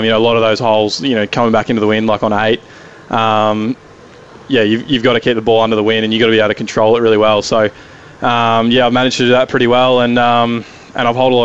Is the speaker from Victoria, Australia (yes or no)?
yes; Bendigo, Victoria, Australia; now in Melbourne, Australia; originally from Bendigo in country Victoria, and then now living in Melbourne